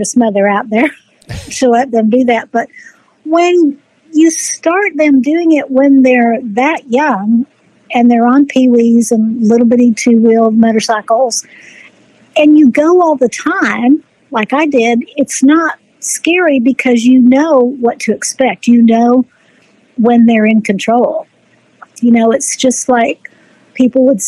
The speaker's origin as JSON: {"language": "English", "town": "Clearwater", "region": "Florida", "country": "United States", "said": "I'm originally from the Clearwater area, Pinellas County"}